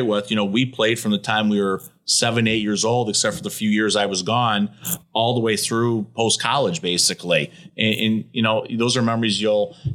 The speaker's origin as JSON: {"language": "English", "town": "Farmington Hills", "region": "Michigan", "country": "United States", "tie": "born or raised there", "said": "Farmington Hills, okay, right down the road here in Michigan. So, you know, I grew up there."}